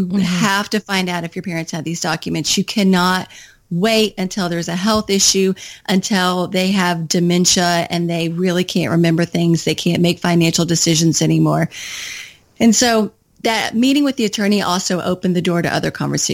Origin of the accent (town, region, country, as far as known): Kentucky, United States; moved away as an adult; also born or lived in Washington, D.C.